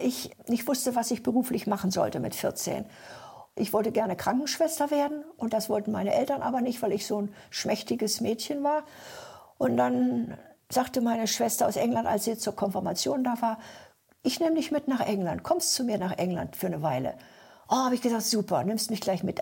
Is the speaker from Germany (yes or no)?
yes; Sehnde, Lower Saxony, Germany; also born or lived in Upper Silesia / former East Germany; dann bin ich da eben groß geworden und bin dann auch mit sechs Jahren da zur Schule gekommen